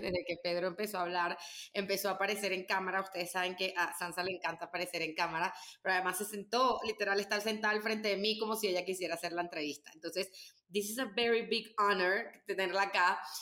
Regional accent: Venezuela; now in Mexico; llegamos como unos venezolanos que llegaron ahí

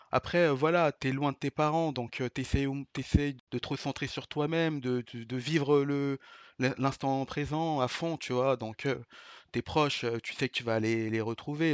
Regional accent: Vitry-sur-Seine, Île-de-France, France; also born or lived in Paris; Je viens de Vitry-sur-Seine. Je suis d'une cité. avant ça, j'y je vivais dans Paris, dans le 8e arrondissement

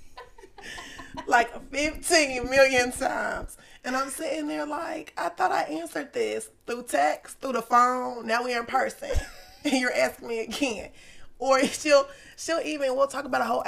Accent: Cincinnati, Ohio, United States; I'm from Cincinnati, Ohio

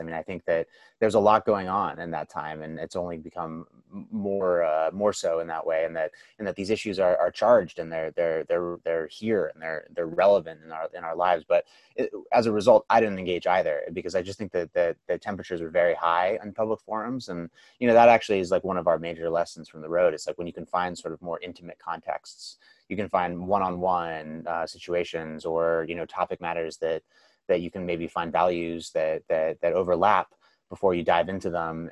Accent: the Bay Area, California, United States; I grew up in the Bay Area

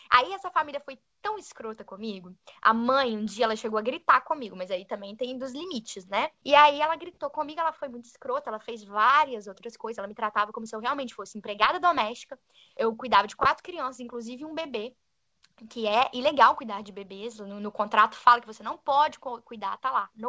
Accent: Minas Gerais, Brazil; moved away; sou de Minas

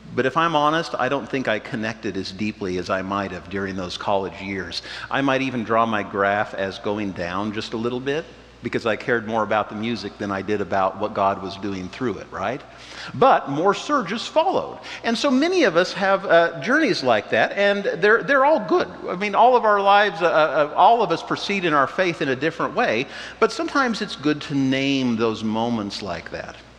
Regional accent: Wichita, Kansas, United States; now in Lincoln, United States; I grew up in Wichita, Kansas

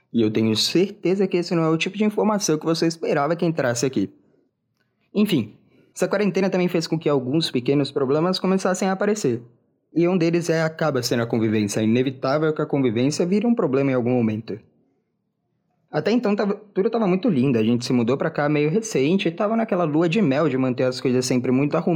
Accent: Minas Gerais, Brazil; eu não sou de São Paulo. Eu cresci em Minas Gerais.

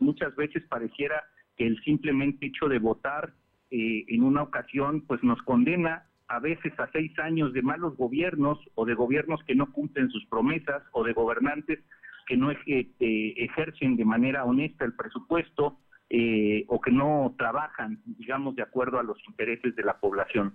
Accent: Mexico; los mexicanos

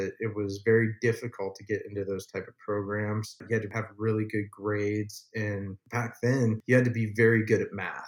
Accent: Ohio, United States; moved away as an adult; now in Los Angeles, United States; I grew up in Ohio, so like I didn't exactly grow up on a farm, but you know, a farm was right behind my house.

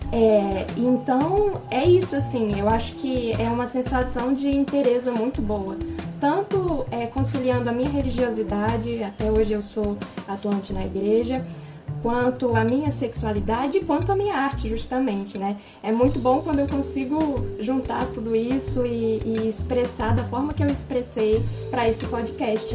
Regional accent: Rio de Janeiro, Brazil; eu nasci aqui no Rio, mas meus pais são cearenses

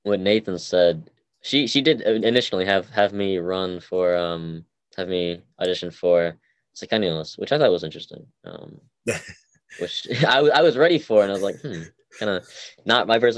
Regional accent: Massachusetts, United States; also born or lived in Seoul, South Korea; I was born in South Korea, Seoul, South Korea. I was adopted to the United States, Massachusetts specifically, when I was around 11 months old

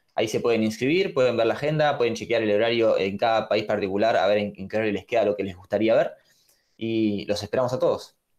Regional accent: Buenos Aires, Argentina; Soy de Buenos Aires, Argentina

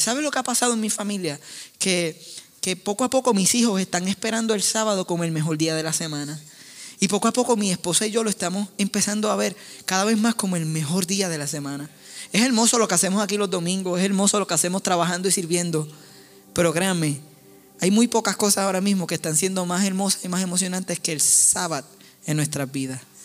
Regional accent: Puerto Rico; soy puertorriqueño

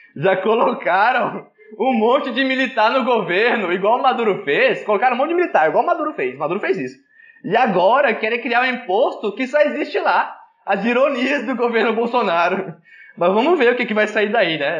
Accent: Brazil; A gente é brasileiro

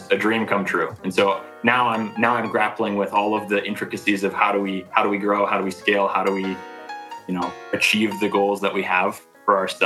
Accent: St. Paul, Minnesota, United States; I was born in St. Paul, crossed the river, really branched out and went to school down the street

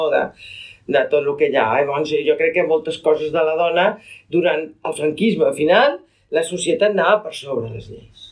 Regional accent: Catalonia, Spain; com a català independentista

